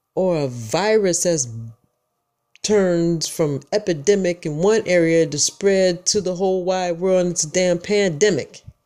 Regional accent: Michigan, United States; now in Georgia, United States; I'm from Michigan, born and raised

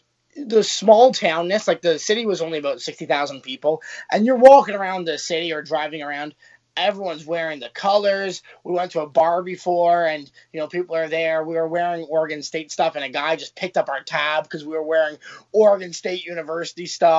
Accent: Toronto, Ontario, Canada; Yeah, we came all the way from Toronto, Canada, to watch the game.

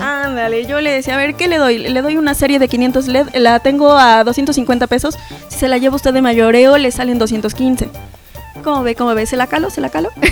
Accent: Zacapoaxtla, Puebla, Mexico; soy de la sierra, soy Zacapuaxteca

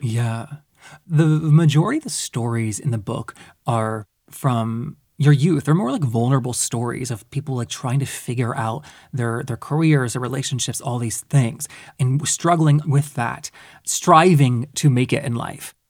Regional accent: the South, United States; I grew up in the South as well

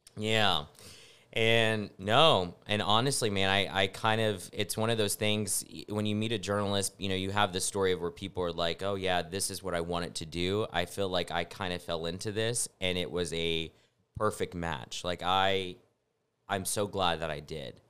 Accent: Snyder, Texas, United States; also born or lived in Lubbock, Texas; now in San Antonio, United States; I'm from Snyder, Texas

